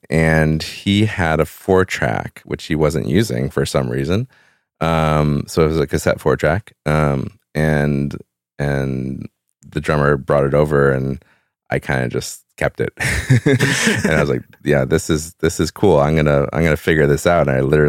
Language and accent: English; Evanston, Illinois, United States; I grew up in Evanston, Illinois. It's just north of Chicago.